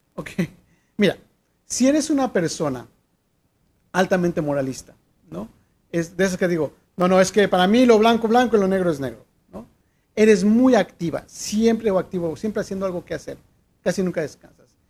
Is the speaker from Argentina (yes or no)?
no; Mexico; soy mexicano